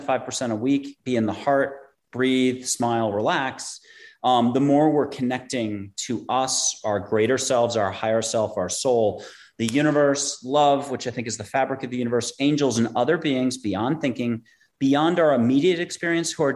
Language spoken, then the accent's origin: English; East Coast, United States; moved away as an adult; also born or lived in New York; now in San Antonio, United States; I'm from the East Coast